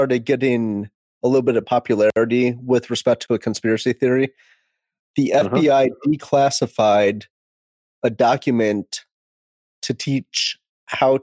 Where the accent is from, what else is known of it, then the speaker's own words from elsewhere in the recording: Detroit, Michigan, United States; I'm from Detroit.